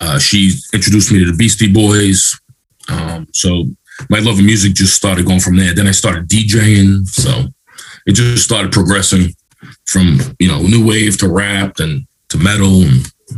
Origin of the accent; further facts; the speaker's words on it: New York City, New York, United States; I grew up in Queens, you know, middle-class neighborhood, nothing crazy, nothing too heavy, hard and stuff.